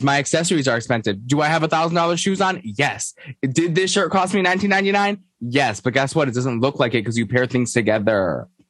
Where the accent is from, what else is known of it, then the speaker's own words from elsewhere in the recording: New York, United States; I'm a New Yorker.